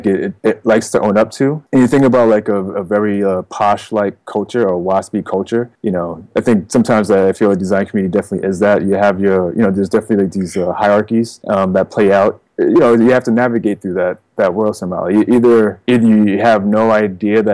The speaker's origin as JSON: {"language": "English", "region": "New Jersey", "country": "United States", "tie": "born or raised there", "also_born_or_lived": "Queens, New York", "lives_now": "New York City, United States", "said": "I was born in Queens and then moved to Jersey when I was about 8 years old. Yeah. So, but I've always been between these Jersey and New York."}